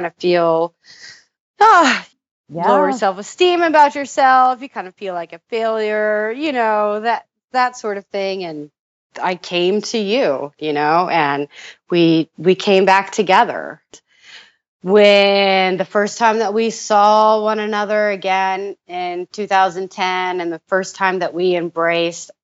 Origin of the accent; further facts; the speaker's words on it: Indiana, United States; we're both from Indiana